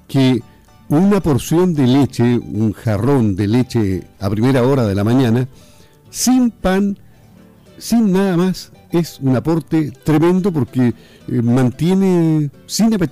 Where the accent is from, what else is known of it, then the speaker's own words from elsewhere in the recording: Chile; Como buenos chilenos consumimos mucho pan.